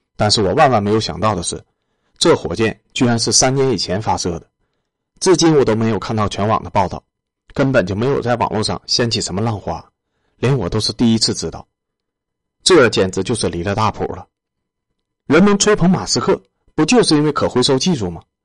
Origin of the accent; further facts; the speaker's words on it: China; 为我们中国人打出自己一片田地来